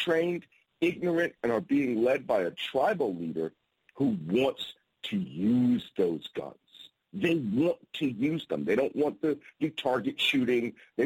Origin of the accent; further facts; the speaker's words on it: Philadelphia, Pennsylvania, United States; I'm from Philadelphia. I'm in Philadelphia right now